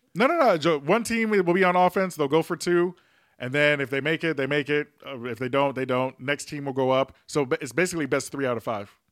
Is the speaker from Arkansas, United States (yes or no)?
no; New York, United States; my home state, my born state, New York